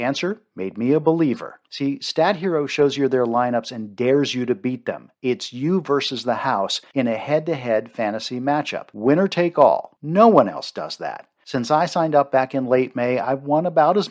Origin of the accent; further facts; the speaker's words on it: Maryland, United States; I grew up in Maryland, you know I love my seafood